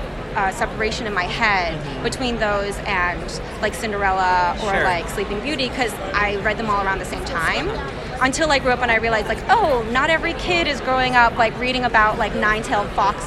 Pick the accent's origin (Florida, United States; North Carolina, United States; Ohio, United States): Florida, United States; Central; I grew up in Central Florida. Mm-hmm. So there wasn't a really big Korean community